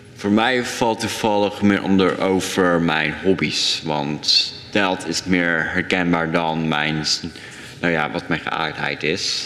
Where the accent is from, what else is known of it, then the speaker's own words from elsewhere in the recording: Dordrecht, South Holland, Netherlands; ik ben geboren in Dordrecht voor best. En ik leef hier nog steeds al mijn jaren